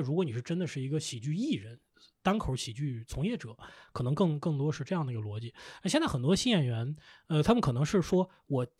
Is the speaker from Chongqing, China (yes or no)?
no; Lanzhou, Gansu, China; now in Beijing, China; 我是兰州人，